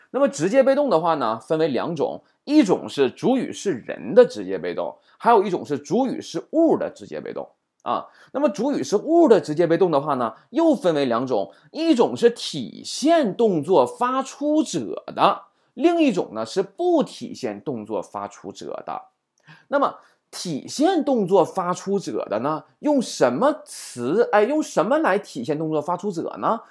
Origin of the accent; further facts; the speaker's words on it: China; 我们中国人